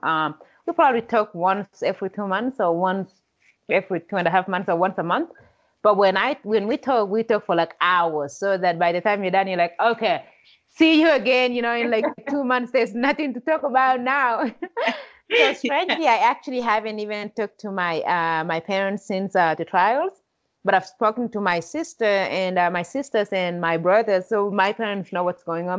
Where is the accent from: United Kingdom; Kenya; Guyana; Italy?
Kenya; now in United States; without growing up in Kenya, I don't know if I would be the person that I am today.